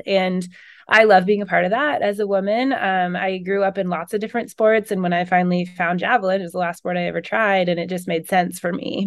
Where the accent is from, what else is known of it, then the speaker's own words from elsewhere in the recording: Pacific Northwest, United States; I'm from the Pacific Northwest.